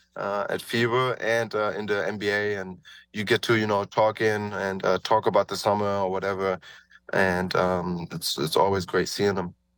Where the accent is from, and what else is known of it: Germany; born or raised there; moved away as an adult